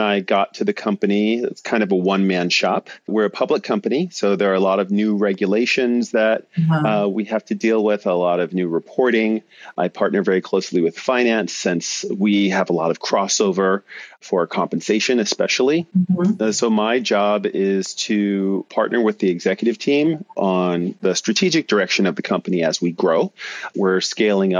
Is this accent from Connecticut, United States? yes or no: no; New York City, New York, United States; moved away as an adult; now in San Francisco, United States; I am a native New Yorker. I grew up in New York City and Brooklyn, to be exact